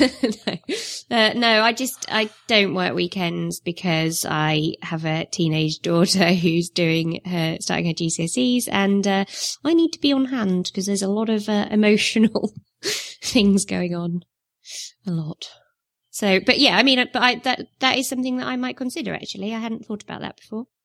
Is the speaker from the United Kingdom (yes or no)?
yes; Northumberland, North East England, United Kingdom; accent: northern; moved away; I was born in North Umberland, so I'm, I'm really northern, as you can tell.